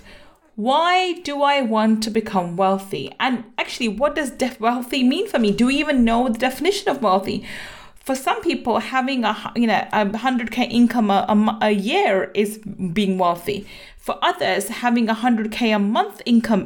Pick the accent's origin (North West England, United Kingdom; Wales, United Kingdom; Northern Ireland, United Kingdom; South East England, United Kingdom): North West England, United Kingdom; Manchester; now in London, United Kingdom; I have lots of family there and I was born in Manchester too.